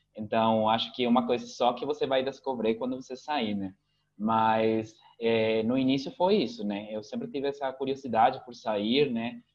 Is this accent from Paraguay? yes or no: yes; Asunción, Paraguay; first language Spanish; Portuguese is a second language; also born or lived in Curitiba, Brazil; Meu pai sempre falou, eu se, ele sempre falou pra mim Guarani, mas eu respondi em espanhol, né? Então, aqui é bem comum que aconteça isso, principalmente aqui em Assunção